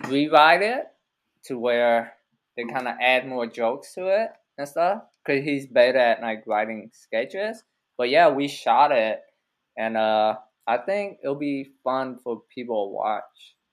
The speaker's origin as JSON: {"language": "English", "town": "Austin", "region": "Texas", "country": "United States", "tie": "born or raised there", "also_born_or_lived": "Vietnam / San Francisco", "said": "after when I first got to America, we was we was in uh, San Francisco for a little bit, where they drop all the Asians off. Yeah. And then we kind of drove to Austin. We had some relative here."}